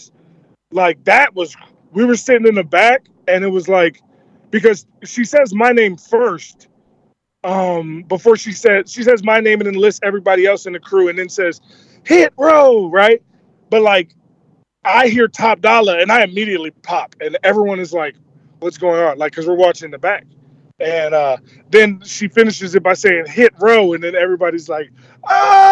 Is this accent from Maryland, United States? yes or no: yes; Baltimore, Maryland, United States; Love my hometown, okay? I love Baltimore, and I love the fact that I'm from there